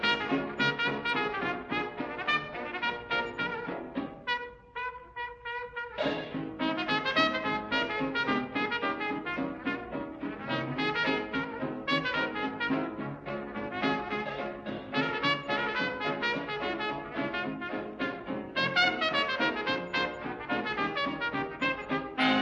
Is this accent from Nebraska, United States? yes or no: no; Maine, United States; I was born and raised